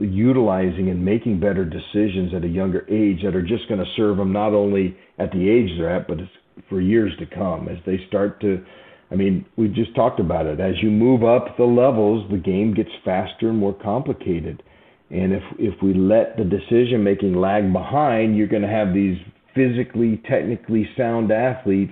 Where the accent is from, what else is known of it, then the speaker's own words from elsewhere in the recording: Southern California, United States; now in Nashville, United States; I'm from Southern California